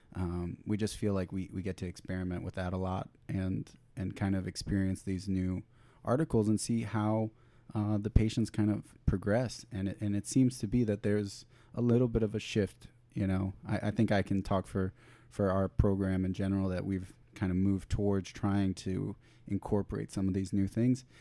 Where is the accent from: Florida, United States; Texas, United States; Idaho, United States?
Florida, United States; I'm originally from Florida